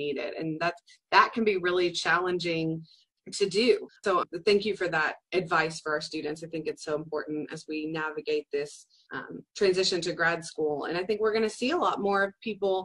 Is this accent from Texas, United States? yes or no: yes; Dallas, Texas, United States; also born or lived in South Carolina; now in Commerce, United States; I grew up in Dallas and went to college in South Carolina and then moved back to East Texas